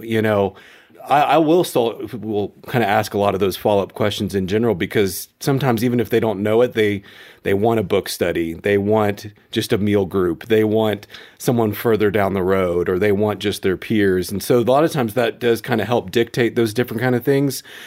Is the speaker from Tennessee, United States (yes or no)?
yes; Memphis, Tennessee, United States; now in Colorado Springs, United States; I grew up in Memphis